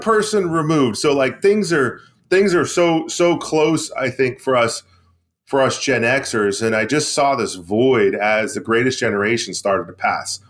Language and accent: English; Maine, United States; bring manufacturing back to my hometown, back to Maine, back to New England